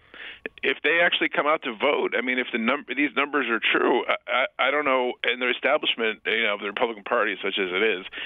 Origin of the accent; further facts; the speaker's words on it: United States; I'm an American. I wouldn't leave America